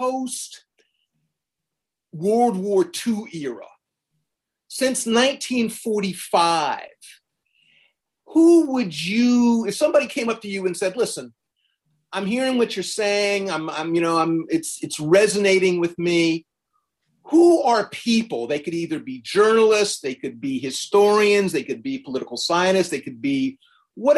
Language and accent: English; South Carolina, United States; I was born in South Carolina